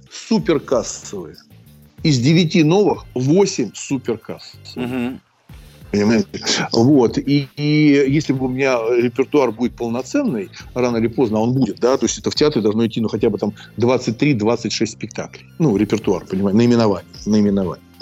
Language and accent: Russian; Moscow, Russia; Ну, понимаете, я коренной москвич, и я не могу воспринимать это одним вот, вот одна улица там.